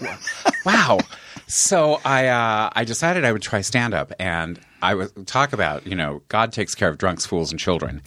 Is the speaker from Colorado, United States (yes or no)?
yes; Longmont, Colorado, United States; moved away as an adult; also born or lived in California; I grew up in Longmont, Colorado